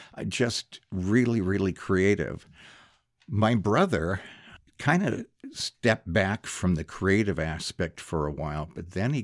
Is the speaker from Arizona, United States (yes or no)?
no; Great Falls, Montana, United States; I grew up in Montana, Great Falls.